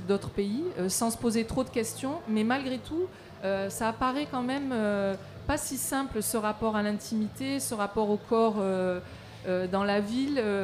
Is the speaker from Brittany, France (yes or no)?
no; Marseille, Provence-Alpes-Côte d'Azur, France; moi je viens de Marseille